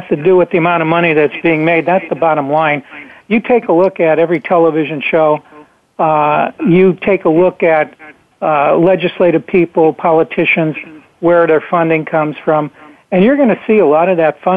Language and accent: English; Dunmore, Pennsylvania, United States; moved away; I was back there at the time in my hometown, I was back in Dunmore, Pennsylvania, which is right next to Scranton